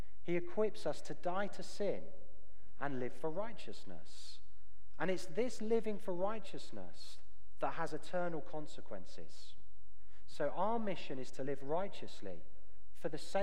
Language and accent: English; United Kingdom; moved away; As a Brit